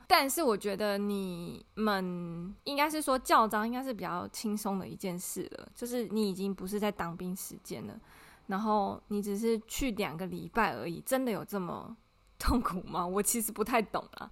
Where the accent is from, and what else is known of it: Taiwan